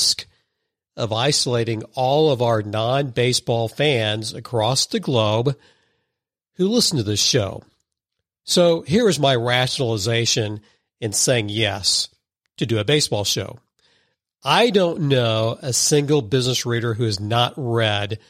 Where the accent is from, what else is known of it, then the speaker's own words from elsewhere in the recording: Missouri, United States; I'm from Missouri, live in Missouri